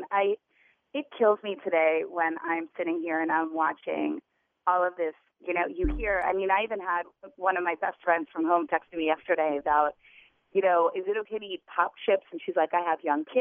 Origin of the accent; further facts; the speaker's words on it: Wilmington, Delaware, United States; moved away as an adult; now in New York, United States; I grew up in Wilmington, Delaware